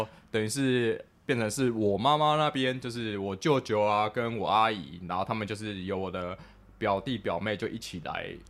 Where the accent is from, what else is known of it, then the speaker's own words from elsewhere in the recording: Taipei, Taiwan; 我从小就是我是在甚至在台北的新义新义区那个长大这样子，然后我家我以前我家就是住在那个等于是现在的信义